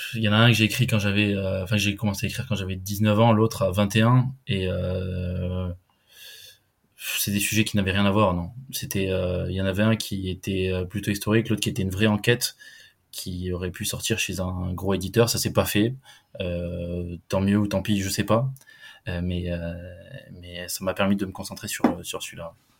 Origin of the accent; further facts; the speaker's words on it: Lot-et-Garonne, Nouvelle-Aquitaine, France; je suis originaire du Lot-et-Garonne, j'ai grandi, j'ai grandi là-bas